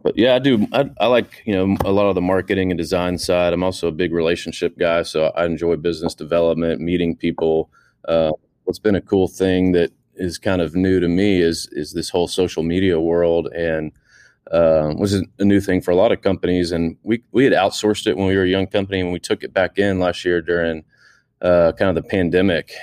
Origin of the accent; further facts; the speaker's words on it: Houston, Texas, United States; I grew up in Houston, Texas